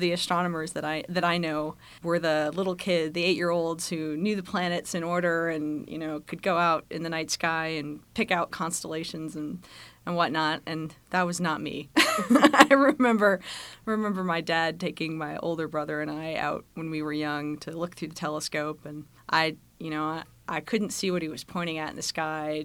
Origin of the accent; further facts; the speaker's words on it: Massachusetts, United States; moved away as an adult; also born or lived in Boulder, Colorado / Charlottesville, Virginia; I'm originally from New England. I grew up in Massachusetts, spent most of my early years there.